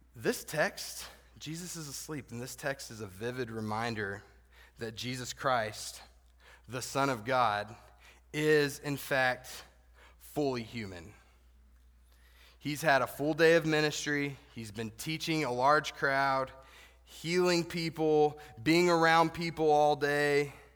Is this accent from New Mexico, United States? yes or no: yes; the Texas part of New Mexico, United States; I grew up in the Texas part of New Mexico